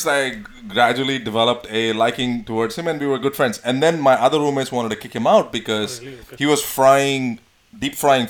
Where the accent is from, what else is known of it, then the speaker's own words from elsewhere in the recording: Bangalore, Karnataka, India; now in United States; I'm from Bangalore, South India, South India.